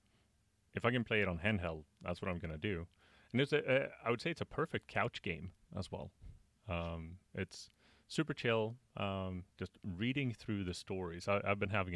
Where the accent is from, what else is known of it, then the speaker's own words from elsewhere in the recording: Sweden; I'm from Sweden